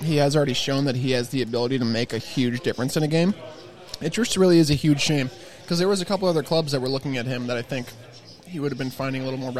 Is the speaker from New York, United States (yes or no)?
yes; upstate New York, United States; I'm from New York, and I'm like, dude, come on. But I'm basically from Canada.